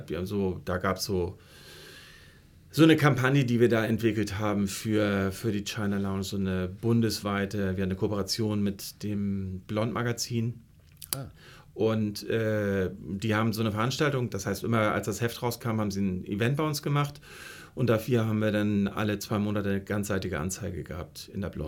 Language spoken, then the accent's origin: German; Flensburg, Schleswig-Holstein, Germany; moved away as an adult; now in Hamburg, Germany; Ich komme eigentlich aus Flensburg, habe da Abitur gemacht.